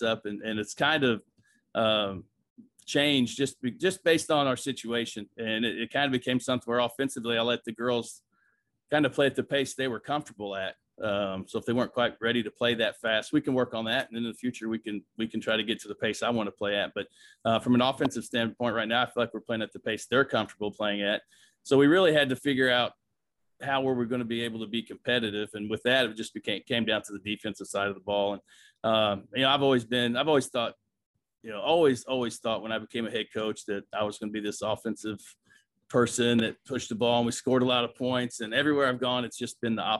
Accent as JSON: {"language": "English", "town": "Bloomington", "region": "Indiana", "country": "United States", "tie": "born or raised there", "said": "growing up in Bloomington, Indiana"}